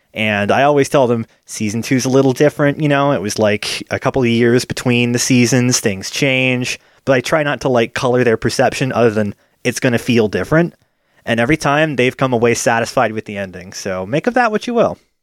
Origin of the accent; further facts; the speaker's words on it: United States; my family had a cable subscription growing up in America